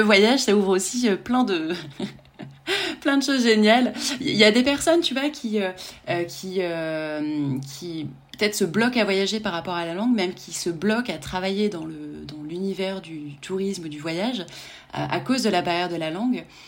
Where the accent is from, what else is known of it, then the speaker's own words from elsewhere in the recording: France; en tant que en tant que Français